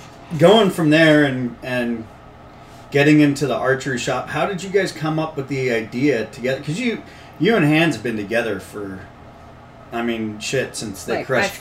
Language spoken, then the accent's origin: English; Marin County, California, United States; so much time growing up in Marin